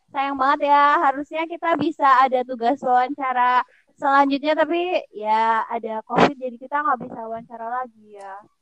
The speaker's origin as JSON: {"language": "Indonesian", "town": "Purbalingga", "region": "Central Java", "country": "Indonesia", "said": "asalnya sama kayak daerah aku kan, Purbalingga"}